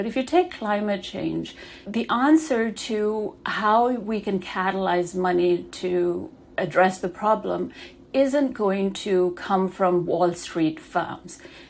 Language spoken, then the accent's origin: English; Denmark; also born or lived in Pakistan; I was born in Denmark to parents that had moved there from Pakistan. So my childhood was spent shuffling back and forth between those two countries.